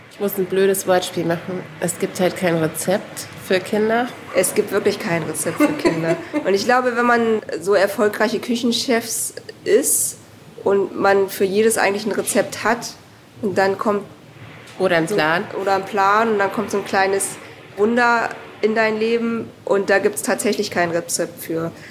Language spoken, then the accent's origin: German; South Korea; Und ich bin ja auch erst mit 36, glaube ich, das erste Mal wieder in Korea gewesen und habe dann so quasi mein Heimatland kennengelernt.